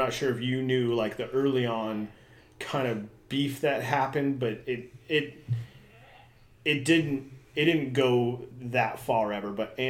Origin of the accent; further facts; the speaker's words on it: United States; we are American dudes.